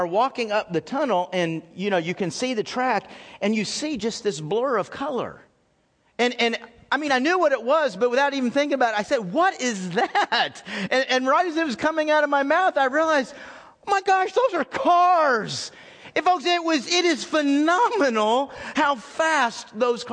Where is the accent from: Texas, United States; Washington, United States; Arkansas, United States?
Texas, United States; moved away as an adult; also born or lived in South Carolina; growing up in Texas